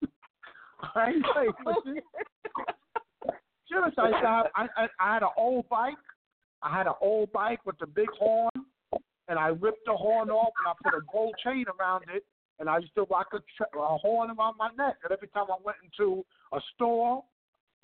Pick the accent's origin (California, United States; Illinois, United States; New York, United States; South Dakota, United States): New York, United States; New York City; I'm from Southside Jamaica, Queens, and Far Rockaway, Queens